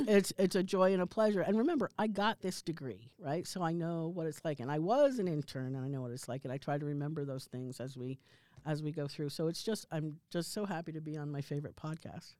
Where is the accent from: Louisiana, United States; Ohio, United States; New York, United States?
New York, United States; outside New York City, United States; a person who grew up in the Cold War, like, outside New York City